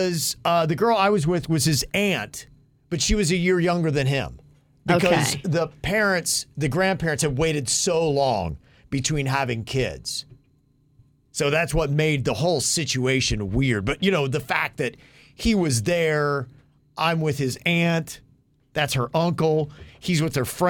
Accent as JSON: {"language": "English", "town": "Logan", "region": "Ohio", "country": "United States", "tie": "born or raised there", "moved": "yes", "said": "my hometown of Logan"}